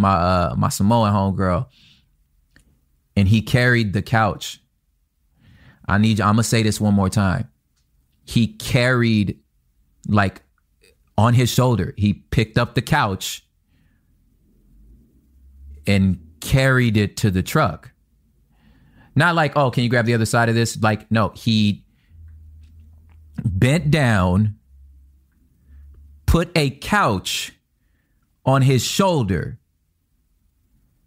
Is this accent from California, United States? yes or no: yes; Los Angeles, California, United States; also born or lived in Inland Empire, California; being from South Central, I was from the Crip part of town.